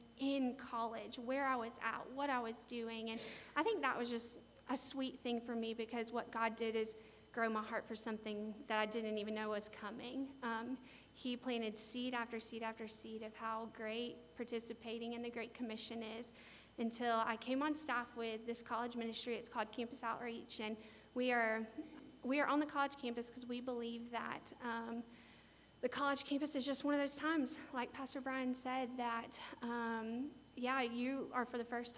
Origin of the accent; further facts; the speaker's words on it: United States; I'm an American